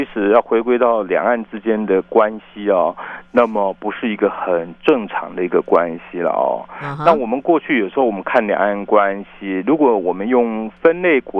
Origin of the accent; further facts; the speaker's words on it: Taiwan; 我们说我们来自台湾没有错。